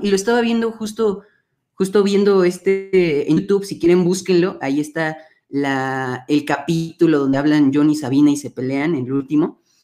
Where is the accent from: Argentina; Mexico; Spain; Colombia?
Mexico; aquí en México